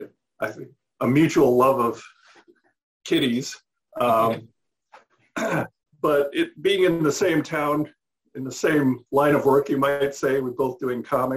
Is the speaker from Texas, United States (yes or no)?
no; San Francisco, California, United States; I was born and raised in San Francisco, so I've always been here.